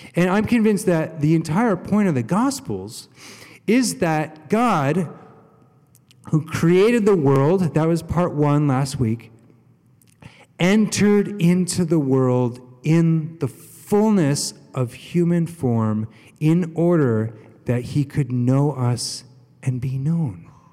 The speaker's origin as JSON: {"language": "English", "country": "United States", "said": "we're American, not British"}